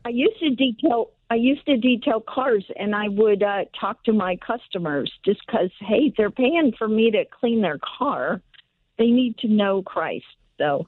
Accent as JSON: {"language": "English", "country": "El Salvador", "moved": "yes", "lives_now": "Encino, United States", "said": "I am from El Salvador"}